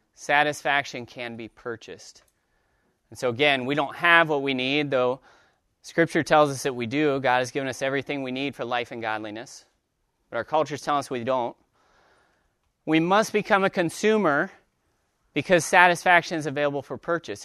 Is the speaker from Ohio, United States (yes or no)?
yes; Dayton, Ohio, United States; I'm from Dayton, Ohio